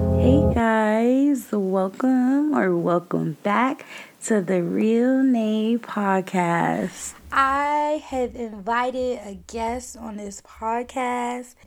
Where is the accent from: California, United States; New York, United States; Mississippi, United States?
New York, United States; New York City; moved away as an adult; move away from my hometown, which is New York